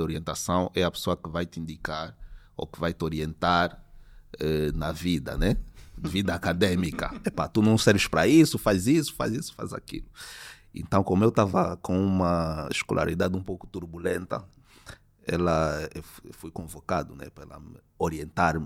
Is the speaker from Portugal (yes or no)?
no; Luanda, Luanda Province, Angola; desde a minha infância aqui na Maianga